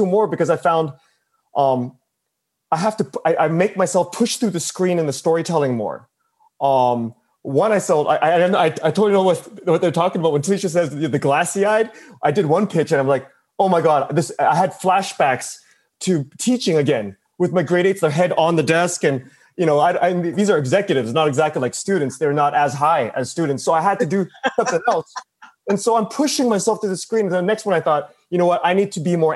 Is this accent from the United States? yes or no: no; Canada; I'm from Canada.